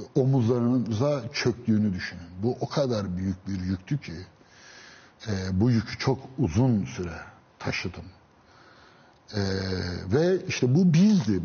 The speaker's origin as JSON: {"language": "Turkish", "region": "Istanbul", "country": "Turkey", "tie": "born or raised there", "said": "ben Üsküdar doğma büyümeyim."}